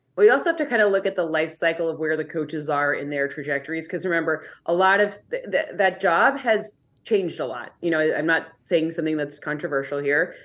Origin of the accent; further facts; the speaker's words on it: Michigan, United States; I'm from Michigan